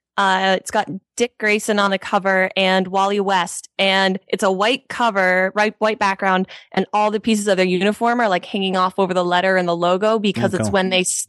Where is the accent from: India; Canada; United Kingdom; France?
Canada; Ontario; I grew up in Ontario, which is, you know, like where Toronto is, I was an army brat. So I've moved now about 12 times. I don't really like have a hometown